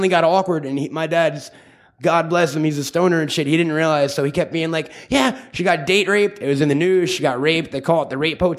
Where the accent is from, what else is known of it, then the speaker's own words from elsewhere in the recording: Long Island, New York, United States; also born or lived in Vermont / Manhattan; now in Los Angeles, United States; I grew up in Long Island, and there was this little tiny comic book store in a town called Plainview